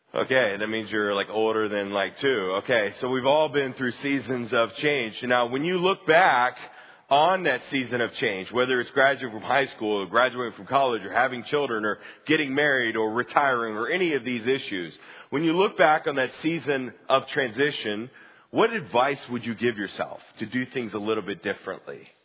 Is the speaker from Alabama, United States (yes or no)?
yes; Huntsville, Alabama, United States; also born or lived in Dallas, Texas; I grew up in Huntsville